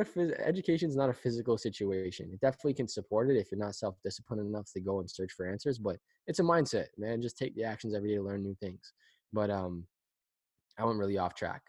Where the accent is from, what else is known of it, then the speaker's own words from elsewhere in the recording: Pickering, Ontario, Canada; we're from Pickering